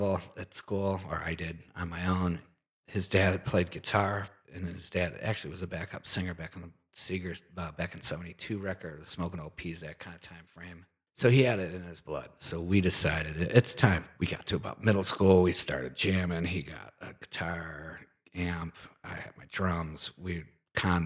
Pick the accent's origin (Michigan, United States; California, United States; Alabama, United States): Michigan, United States; Detroit; I grew up in Detroit.